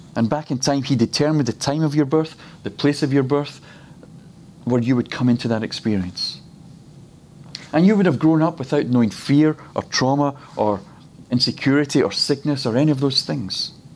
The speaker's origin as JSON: {"language": "English", "region": "Scotland", "country": "United Kingdom", "tie": "born or raised there", "said": "he decided that I would be born in the best nation in the world, and he's put me in Scotland"}